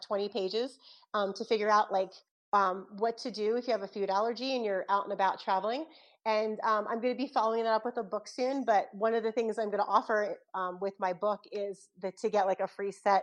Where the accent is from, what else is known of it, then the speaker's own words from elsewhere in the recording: Philadelphia, Pennsylvania, United States; I'm from South Philly originally